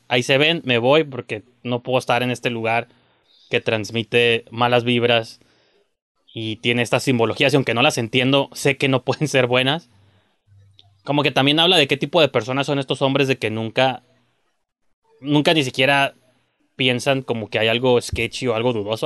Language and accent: Spanish; Mexico; soy mexicano